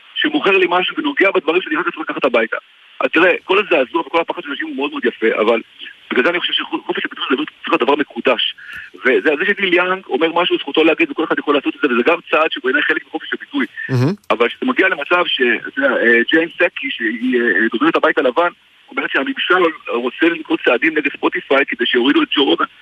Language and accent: Hebrew; Israel